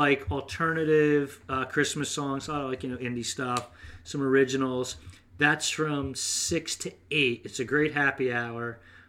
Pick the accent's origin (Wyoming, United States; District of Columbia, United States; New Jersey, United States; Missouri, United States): New Jersey, United States; you know, my home state.